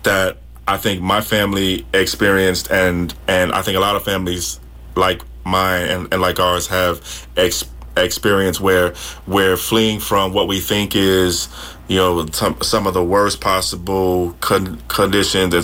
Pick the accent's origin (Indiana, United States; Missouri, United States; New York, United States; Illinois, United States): New York, United States; New York City; moved away as an adult; now in California, United States; I'm originally from New York City, and I've been in California since 2015